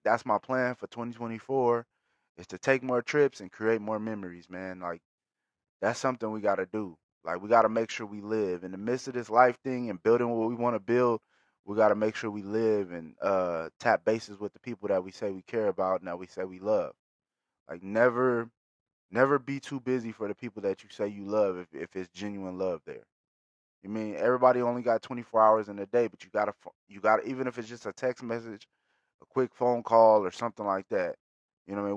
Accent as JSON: {"language": "English", "town": "Bakersfield", "region": "California", "country": "United States", "tie": "born or raised there", "said": "being from Bakersfield, shout out to my city, shout out to the Patch, always"}